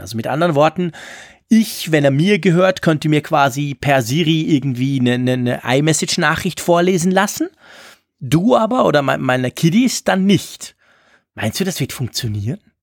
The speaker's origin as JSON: {"language": "German", "country": "Switzerland", "accent": "Swiss German-accented German", "said": "mit meinem komischen ähm, Schweizerdeutsch-Deutsch"}